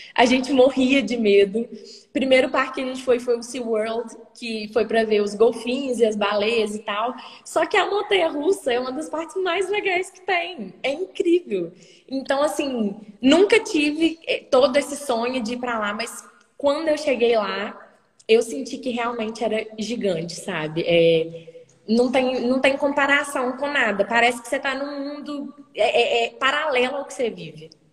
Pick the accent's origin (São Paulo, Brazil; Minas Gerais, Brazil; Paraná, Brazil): Minas Gerais, Brazil; Guarani; born or raised there; also born or lived in Hackensack, New Jersey, United States; now in Juiz de Fora, Brazil